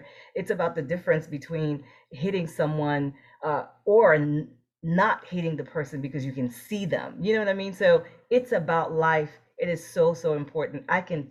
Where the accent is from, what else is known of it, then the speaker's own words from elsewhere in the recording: New Jersey, United States; moved away as an adult; also born or lived in Boston / Florida; I grew up in New Jersey.